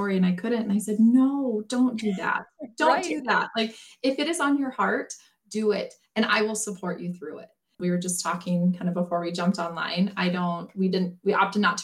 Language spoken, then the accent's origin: English; South Dakota, United States; now in Western Nebraska, United States; I grew up in South Dakota, so I've grown up around this my whole entire life